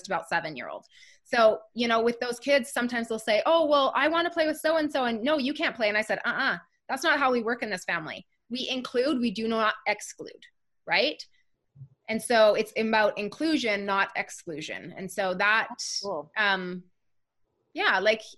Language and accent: English; Canada; I'm a Canadian girl